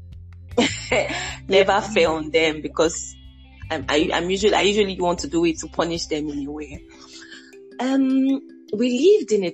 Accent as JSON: {"language": "English", "region": "Lagos", "country": "Nigeria", "tie": "born or raised there", "said": "growing up in Lagos was like Lagos being like the big city"}